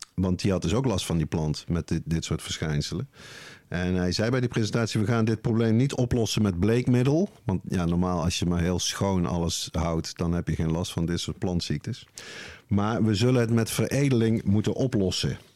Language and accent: Dutch; Netherlands; ik dan als Nederlander